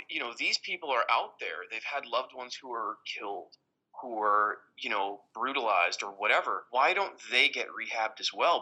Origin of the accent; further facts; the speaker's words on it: Westchester, New York, United States; in Westchester, New York